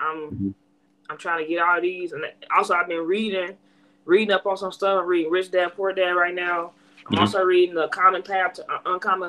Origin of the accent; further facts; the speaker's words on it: Chicago, Illinois, United States; moved away as an adult; now in Sherwood, United States; I'm from Chicago, Illinois.